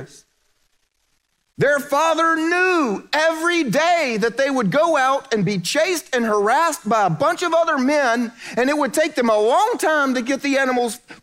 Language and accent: English; South Carolina, United States; moved away as an adult; I'm from South Carolina, so that means I went home to Redneckville